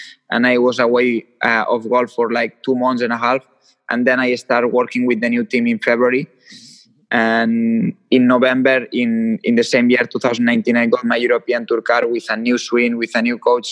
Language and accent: English; Lleida, Catalonia, Spain; And I'm from Lleida. It's a city which is 150 kilometers from Barcelona